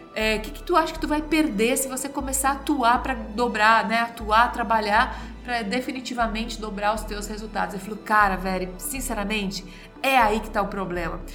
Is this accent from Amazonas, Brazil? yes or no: no; Santa Catarina, Brazil; eu sou da região de Santa Catarina